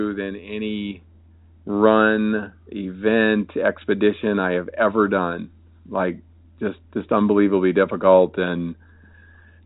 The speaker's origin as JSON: {"language": "English", "town": "Wilmington", "region": "North Carolina", "country": "United States", "tie": "born or raised there", "said": "my hometown of Wilmington, North Carolina"}